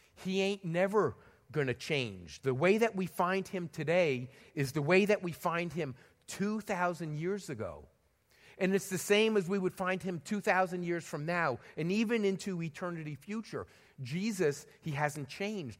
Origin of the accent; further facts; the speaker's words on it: New York City, New York, United States; moved away; I was born in the Bronx, and I spent a lot of time hanging around Madison Square Garden in New York City